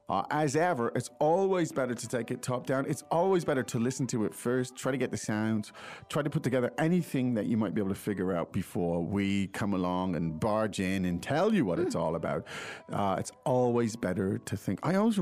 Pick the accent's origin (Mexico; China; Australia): China; Shanghai; We come from Shanghai, China.